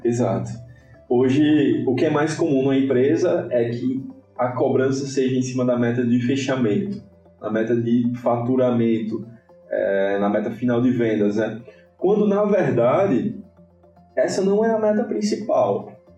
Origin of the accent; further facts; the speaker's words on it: Natal, Rio Grande do Norte, Brazil; sou aqui de Natal, sou potiguar, eu, Potiguar, é morador de Ponta Negra, então nada, nada mais Potiguar do que isso